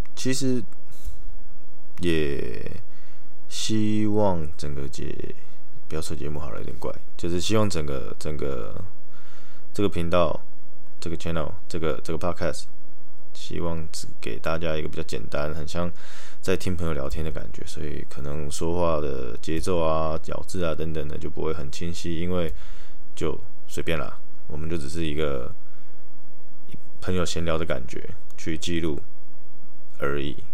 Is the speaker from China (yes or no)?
no; Taoyuan, Taiwan; now in Taichung, Taiwan; 我之后会待的地方又在桃园，就我的老家